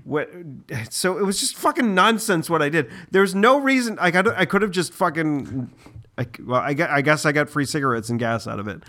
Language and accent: English; Boston, Massachusetts, United States; we are from the Greater Boston area